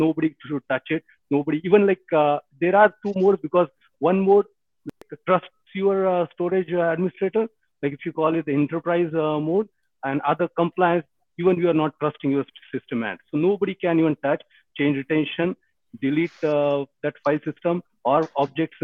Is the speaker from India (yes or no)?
yes; India; moved away as an adult; also born or lived in United States; now in Toronto, Canada; I am basically from India